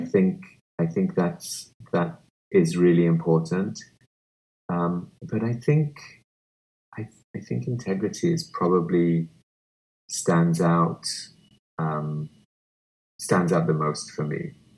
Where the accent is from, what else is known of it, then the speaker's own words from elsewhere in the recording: Kenya; now in United States; growing up in Kenya